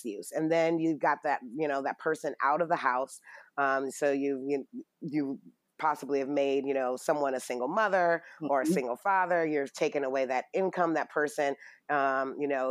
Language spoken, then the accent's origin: English; Detroit, Michigan, United States; I'm from Detroit